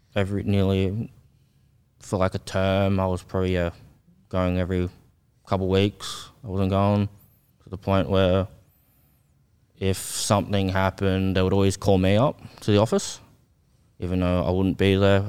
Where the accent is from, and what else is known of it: Australia; born or raised there; also born or lived in South Korea